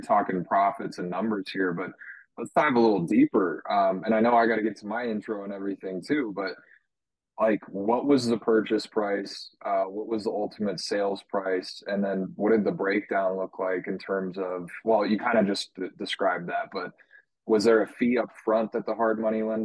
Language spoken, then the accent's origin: English; Colorado, United States; I grew up in Colorado. I haven't had a good reason to leave.